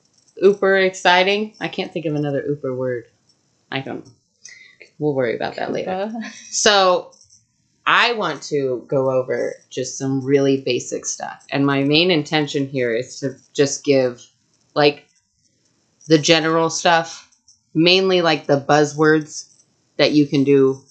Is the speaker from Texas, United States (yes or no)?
yes; Texas, United States; It's just because I'm from Texas and I'm a Gryffindor and, you know.